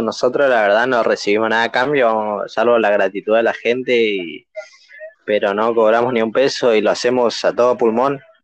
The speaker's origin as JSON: {"language": "Spanish", "town": "Mburucuyá", "region": "Corrientes", "country": "Argentina", "said": "en el interior de Corrientes, pues yo soy de Murucuyá"}